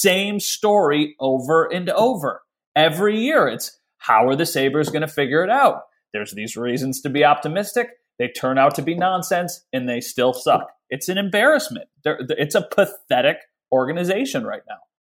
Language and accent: English; Western New York, United States; I grew up in Western New York